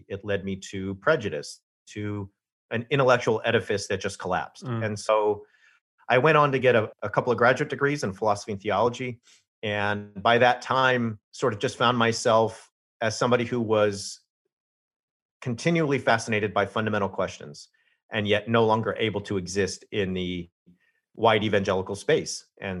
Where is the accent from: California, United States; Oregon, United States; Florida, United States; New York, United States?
California, United States; So I grew up in Southern California, biracial.